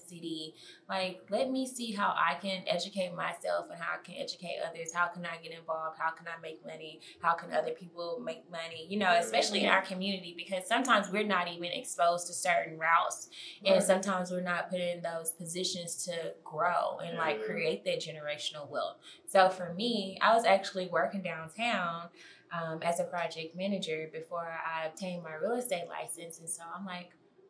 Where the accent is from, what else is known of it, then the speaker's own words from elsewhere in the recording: Nashville, Tennessee, United States; both of us being a Nashville native